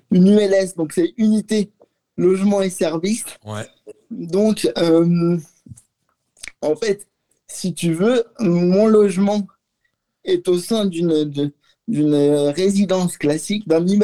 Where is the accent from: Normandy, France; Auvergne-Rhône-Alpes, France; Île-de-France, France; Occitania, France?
Auvergne-Rhône-Alpes, France; Lyon; Oui, oui, je suis lyonnais.